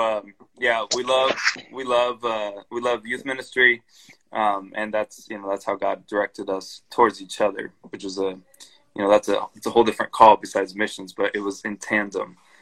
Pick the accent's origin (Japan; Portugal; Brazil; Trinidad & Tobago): Brazil; moved away; also born or lived in Chicago / Indonesia; I grew up in Brazil, so I speak Portuguese